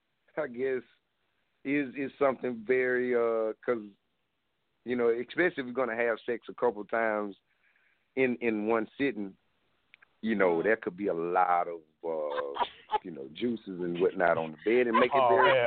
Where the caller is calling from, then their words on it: South Carolina, United States; I'm calling from South Carolina.